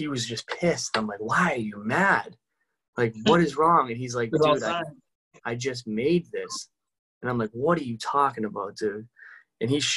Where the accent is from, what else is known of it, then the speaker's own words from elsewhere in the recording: Somerville, Massachusetts, United States; where I grew up in Somerville